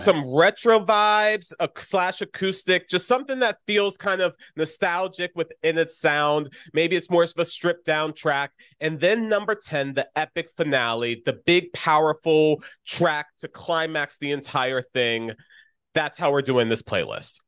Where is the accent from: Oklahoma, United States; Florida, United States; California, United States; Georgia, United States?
Florida, United States; Orlando; Speaking from Orlando